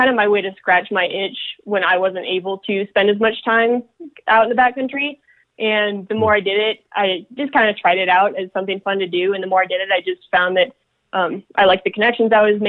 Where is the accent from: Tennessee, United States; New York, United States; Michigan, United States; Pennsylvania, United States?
Pennsylvania, United States; now in Colorado, United States; I grew up in Pennsylvania